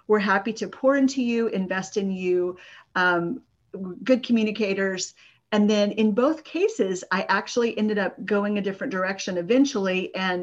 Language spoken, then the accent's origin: English; San Antonio, Texas, United States; I grew up in Texas in the suburb of San Antonio.